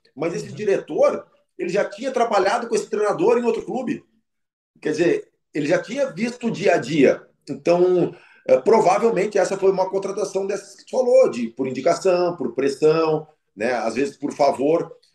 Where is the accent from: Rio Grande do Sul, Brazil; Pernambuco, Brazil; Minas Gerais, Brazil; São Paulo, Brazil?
Rio Grande do Sul, Brazil; Porto Alegre; eu sou de Porto Alegre